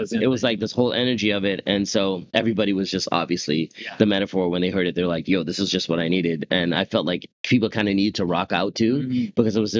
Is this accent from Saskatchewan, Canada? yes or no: no; Whitby, Ontario, Canada; Locked down in my hometown of Whitby, Ontario